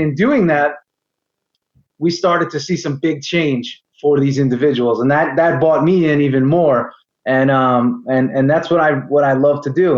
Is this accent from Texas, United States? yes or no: no; New York area, United States; moved away as an adult; also born or lived in Florida; I'm from the New York area as you may be able to tell from my accent.